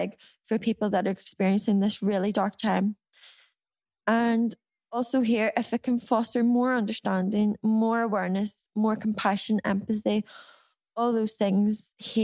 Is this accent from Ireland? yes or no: yes; Ireland; we as Irish people